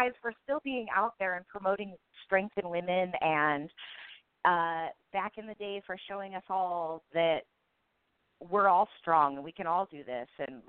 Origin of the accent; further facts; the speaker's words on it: Olympia, Washington, United States; I'm from Olympia, Washington.